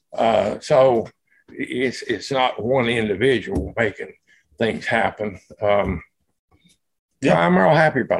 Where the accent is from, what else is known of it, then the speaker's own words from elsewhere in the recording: Red Jacket, West Virginia, United States; moved away; I grew up in West Virginia